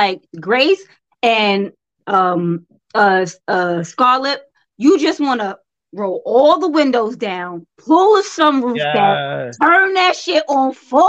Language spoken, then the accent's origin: English; Brooklyn, New York, United States; I be like, I was born in Brooklyn. Don't do me like that. And then when I'm down there, they be like, so you from New York? I be like, yes, I am.